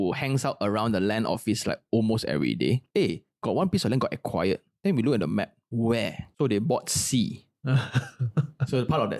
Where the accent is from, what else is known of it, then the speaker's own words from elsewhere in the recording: Singapore; But as a Singaporean, right, everything needs to be like, oh, myself.